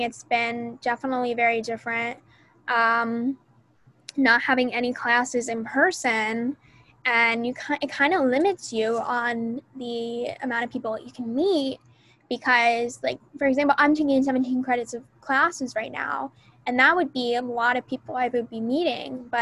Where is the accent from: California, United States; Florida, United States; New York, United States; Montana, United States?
Florida, United States; moved away as an adult; now in Tennessee, United States; I'm from out of state, I'm from Florida